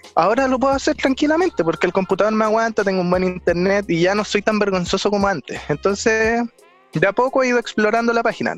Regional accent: Santiago, Santiago Metropolitan Region, Chile; soy de Santiago

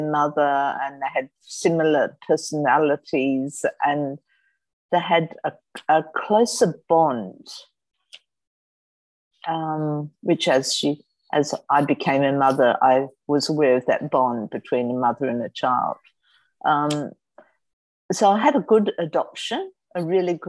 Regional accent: Sydney, New South Wales, Australia; I was born in December 1953, Crown Street Women's

